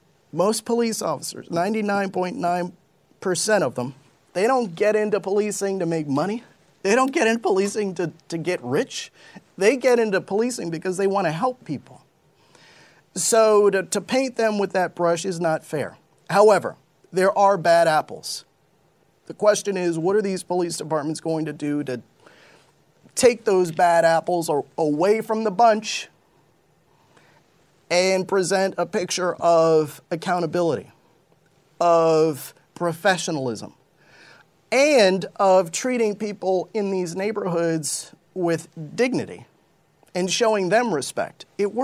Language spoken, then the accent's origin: English; Westport, Connecticut, United States; I grew up in Westport, Connecticut for the most part, which is a wealthy, predominantly white community.